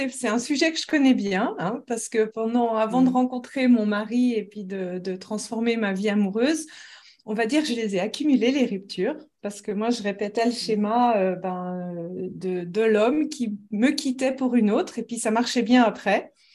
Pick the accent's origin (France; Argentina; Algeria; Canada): France; accent: Lyonnais; now in Switzerland; Et puis, depuis, je suis restée en Suisse. Donc, euh, j'ai un accent un peu neutre. On n'arrive pas toujours à savoir d'où est-ce que je viens parce que j'ai mélangé. Enfin, l'accent lyonnais, il est assez, on dit la feuille, tout ça.